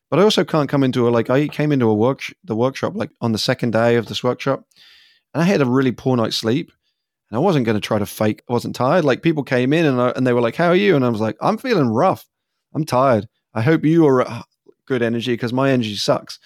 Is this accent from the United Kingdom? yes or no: yes; England, United Kingdom; moved away as an adult; now in United States; as an English person growing up